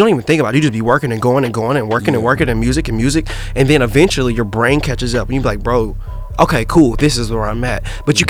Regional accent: Indianapolis, Indiana, United States; every time I tell somebody I'm from Indiana, they think I'm from like the cornfield part and like the racing part. But I'm from like Indianapolis, so like there's actually like a decent amount of like culture people.

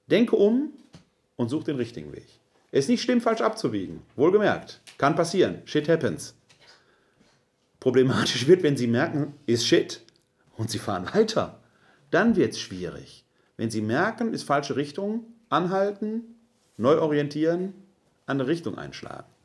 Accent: Essen, North Rhine-Westphalia, Germany; born there; Ich komme gebürtig aus Essen-Altendorf, bin Sohn eines Handwerkers und einer Frau, die Hausfrau war

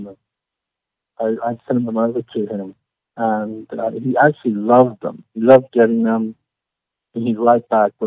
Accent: Oxford, South East England, United Kingdom; moved away as an adult; now in Carlsbad, United States; Originally born in Oxford, England

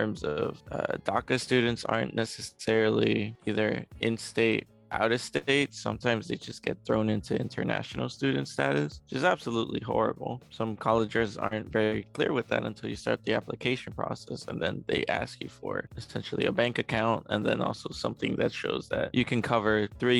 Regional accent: Chicago, Illinois, United States; also born or lived in Mexico City, Mexico; I have lived in Chicago for most of my life

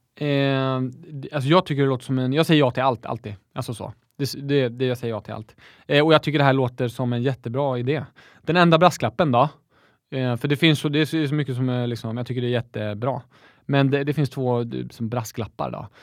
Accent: Växjö, Småland, Sweden; jag är smålänning, jag är stolt smålänning

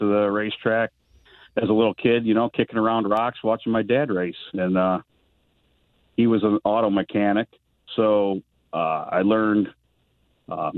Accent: Avon, Ohio, United States; I was born and raised in Avon, and I am still there.

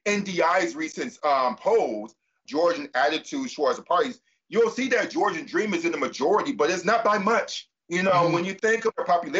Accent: Detroit, Michigan, United States; who grew up, born and raised in Detroit, Michigan, the blackest city in America

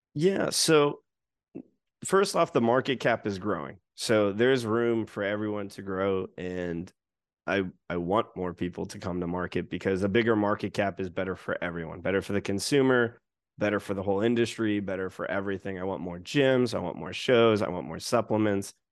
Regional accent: United States; now in Japan; as an American

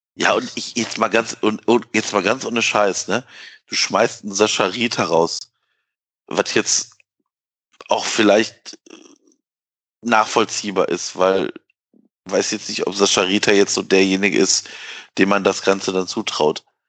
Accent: Ruhr area, North Rhine-Westphalia, Germany; ich komme ja aus dem Ruhrgebiet

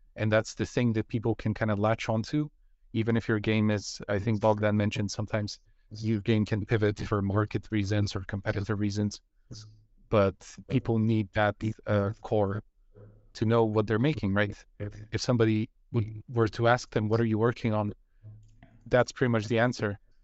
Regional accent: Bulgaria; moved away; I come from Bulgaria where the game industry is almost non-existent

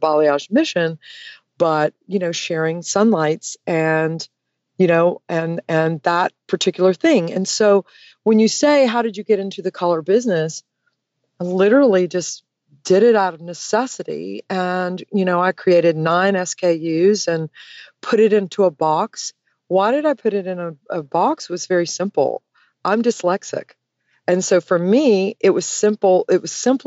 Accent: Georgia, United States; I am from Georgia

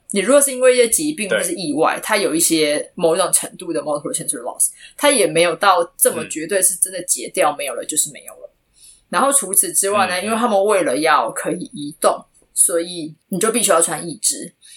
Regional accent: Taipei, Taiwan; moved away as an adult; 我原本我在台湾的生活形态就比较静态，所以我就是，我从小到大一直都是在台北长大的

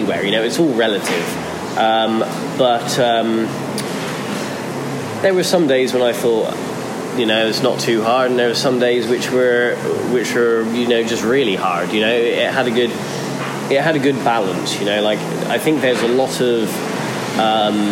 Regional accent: Portishead, South West England, United Kingdom; In a place called Portishead, in just outside of Bristol in England

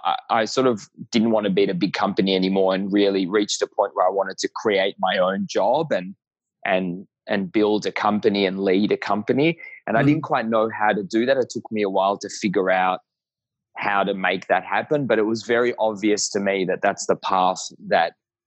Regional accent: Israel; also born or lived in Tel Aviv, Israel / Melbourne, Australia; I was born in Tel Aviv, and when I was 4.5, we moved to Melbourne, Australia, and lived here for 7.5 years. So I had a portion of my childhood here, and then we went back to Israel, and I did high school in the military.

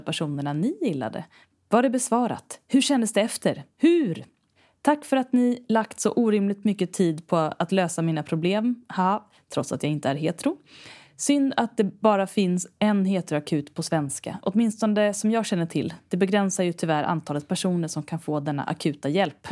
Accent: Stockholm archipelago, Stockholm County, Sweden; jag är uppvuxen i Stockholms skärgård

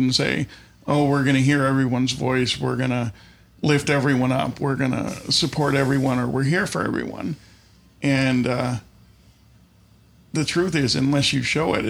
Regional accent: Buffalo, New York, United States; I grew up kind of on the West Seneca, South Buffalo border in Buffalo

